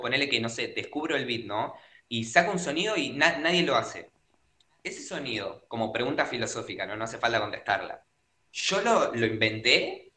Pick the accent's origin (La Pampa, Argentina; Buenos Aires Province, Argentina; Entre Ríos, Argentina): Buenos Aires Province, Argentina; Avellaneda; Yo soy de Argentina, de Buenos Aires, Avellaneda.